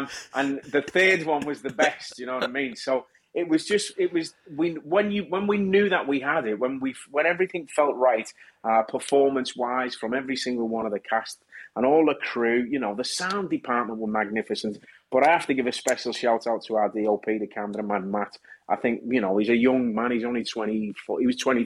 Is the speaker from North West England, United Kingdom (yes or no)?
yes; Kirkby, North West England, United Kingdom; as a kid, growing up in Kirby